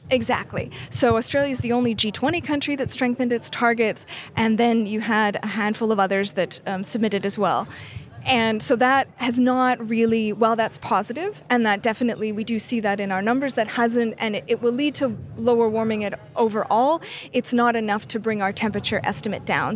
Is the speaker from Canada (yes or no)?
yes; Canada; I'm Canadian.